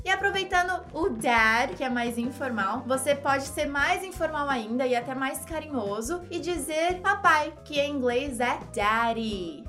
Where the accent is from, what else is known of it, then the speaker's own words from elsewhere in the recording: Brazil; nós, brasileiros